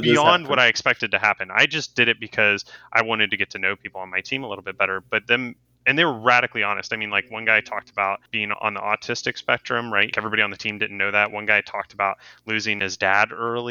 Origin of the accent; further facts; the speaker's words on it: Cincinnati, Ohio, United States; I was born in Cincinnati, Ohio. I grew up a Reds fan